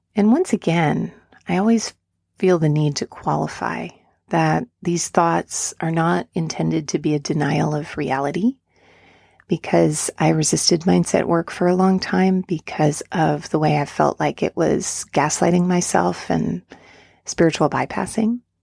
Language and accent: English; near Woodstock, New York, United States; now in Asheville, United States; I grew up near Woodstock